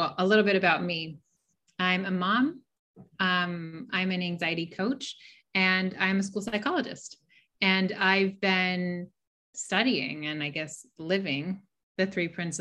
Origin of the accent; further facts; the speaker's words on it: Pasadena, California, United States; I grew up in Pasadena, California.